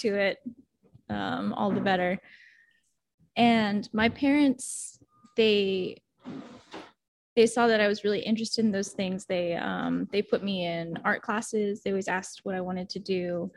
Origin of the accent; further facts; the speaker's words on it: Pasadena, California, United States; where I grew up in the San Gabriel Valley around Los Angeles